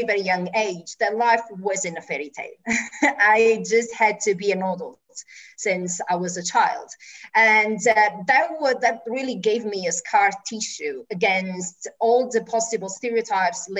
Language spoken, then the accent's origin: English; Italy; moved away as an adult; also born or lived in Germany / United Kingdom / United States; I moved from Italy when I was 23, I went to Germany